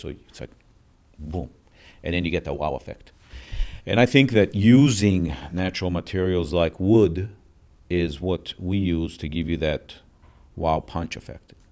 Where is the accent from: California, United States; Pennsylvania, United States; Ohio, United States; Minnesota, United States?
Minnesota, United States; Minneapolis; also born or lived in Israel; I grew up in Minneapolis, Minnesota. I was born in Israel